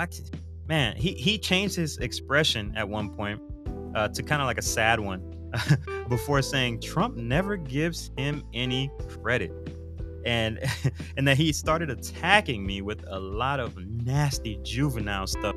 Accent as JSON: {"language": "English", "area": "Broward County", "region": "Florida", "country": "United States", "lives_now": "Central Florida, United States", "said": "I am from Broward County, Florida"}